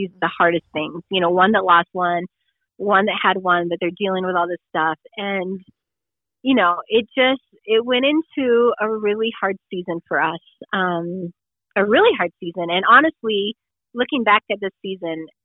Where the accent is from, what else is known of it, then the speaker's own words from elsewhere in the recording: Colorado, United States; moved away as an adult; also born or lived in South Dakota; We're originally from Colorado, all of our family's here